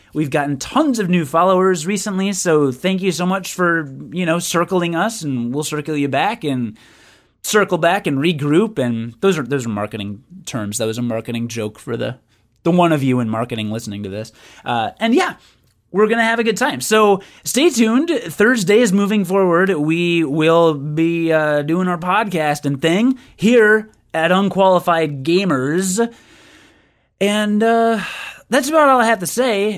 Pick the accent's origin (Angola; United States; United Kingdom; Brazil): United Kingdom; I am British